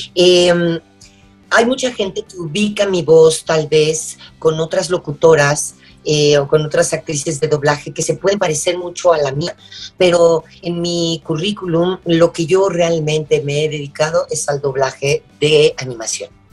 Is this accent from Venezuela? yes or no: no; Mexico; soy mexicana